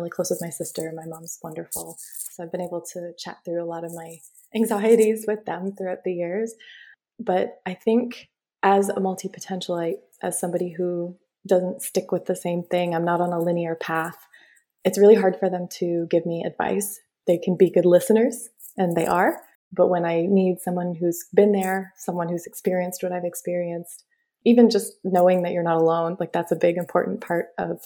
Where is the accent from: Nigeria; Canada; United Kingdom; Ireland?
Canada; Windsor, Ontario; I was born and raised in Ontario, near Detroit. If you're picturing the map of the U.S., most people are more familiar with that. We're a small town called Windsor, right across the border.